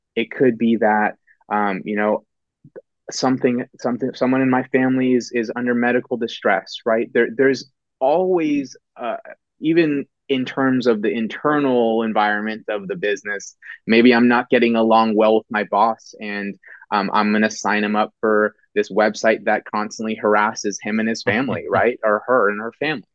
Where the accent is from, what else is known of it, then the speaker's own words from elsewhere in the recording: Bay Area, Silicon Valley, Northern California, United States; born born and raised in California, Northern California, pretty much Bay Area, um, Silicon Valley, and and uh, really haven't moved since